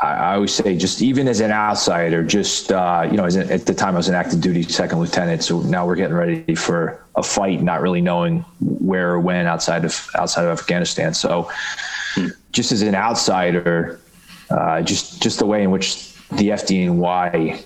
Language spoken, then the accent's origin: English; Baltimore, Maryland, United States; moved away as an adult; also born or lived in Bronx, New York; now in New York City, United States; I grew up in Baltimore, or, you know, in kind of like the suburbs